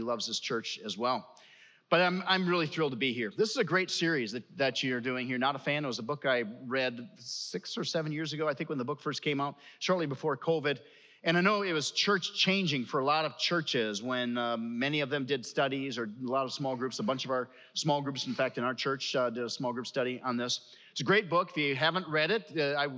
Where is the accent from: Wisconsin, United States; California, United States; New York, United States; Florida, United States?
Wisconsin, United States; La Crosse; moved away as an adult; also born or lived in Oregon, Wisconsin; now in Chicago, United States; I grew up in La Crosse, so I'm from Wisconsin